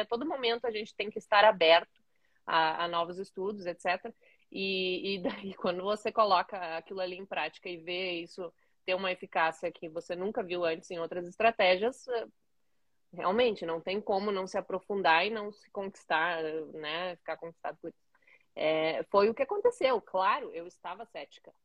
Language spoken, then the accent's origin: Portuguese; Caxias do Sul, Rio Grande do Sul, Brazil; me formei em 2012, em Caxias do Sul, a cidade onde eu nasci